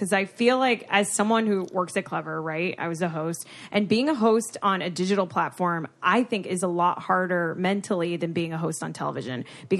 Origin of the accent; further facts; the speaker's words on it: South Florida, United States; moved away as an adult; now in Los Angeles, United States; I grew up in South Florida